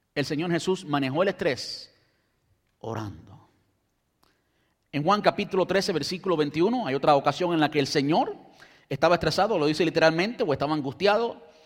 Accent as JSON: {"language": "Spanish", "country": "Cuba", "tie": "born or raised there", "also_born_or_lived": "Brandon, United States", "moved": "yes", "lives_now": "United States", "said": "las condiciones en que crecí en Cuba"}